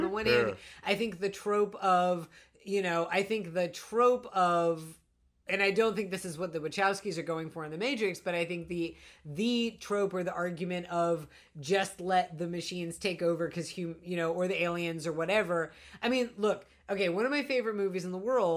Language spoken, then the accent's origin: English; United States; as an American